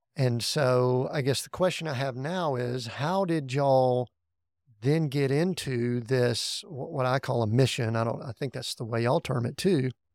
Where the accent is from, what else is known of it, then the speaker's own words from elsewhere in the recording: the Bible Belt of the South, United States; where I grew up in the Bible Belt of the South.